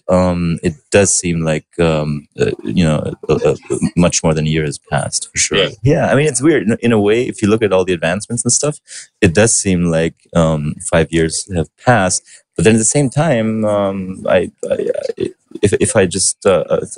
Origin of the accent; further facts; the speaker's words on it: Berlin, Germany; English is a second language; I was born and raised in Berlin